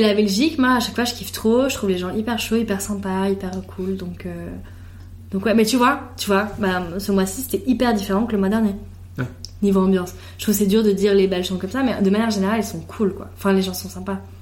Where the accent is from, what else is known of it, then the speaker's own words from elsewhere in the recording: Switzerland; also born or lived in Italy (ancestry) / Geneva; je suis suisse